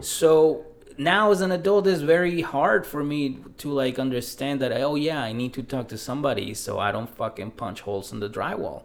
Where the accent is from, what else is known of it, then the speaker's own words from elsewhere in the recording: Mexico City, Mexico; moved away; also born or lived in South Shore, Massachusetts, United States; I grew up in Mexico City, and I also came up in the South Shore of, uh, of Massachusetts.